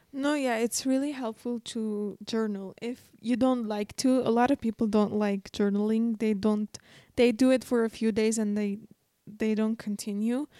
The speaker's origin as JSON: {"language": "English", "country": "Armenia"}